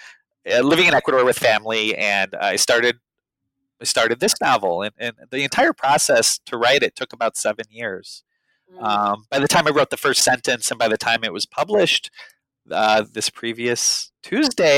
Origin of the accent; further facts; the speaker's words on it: Chicago, Illinois, United States; I'd spent a lot of my life growing up in Chicago